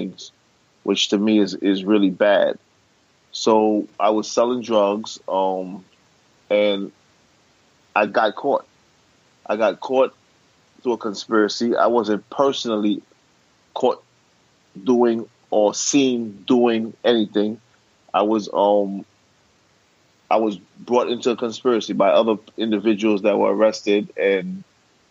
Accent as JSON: {"language": "English", "town": "New York City", "region": "New York", "country": "United States", "tie": "born or raised there", "said": "I was born and raised in Brooklyn."}